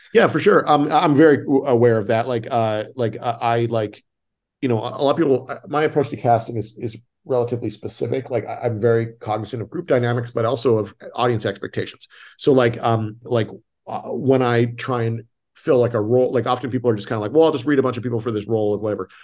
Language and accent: English; Canada; moved away; I'm Canadian